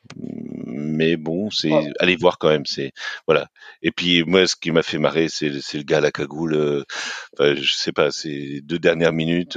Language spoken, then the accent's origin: French; France; je me place en tant que Français